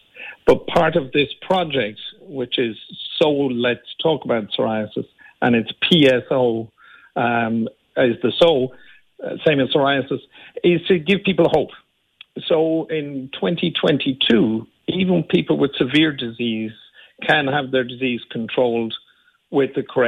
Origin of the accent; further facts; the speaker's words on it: Limerick, Munster, Ireland; Well, just born in Limerick. I grew up in Limerick and still have my family still live in Dura Doyle.